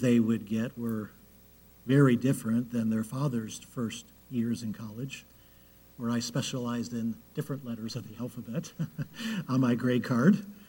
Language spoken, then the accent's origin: English; Cleveland, Ohio, United States; I was born in Cleveland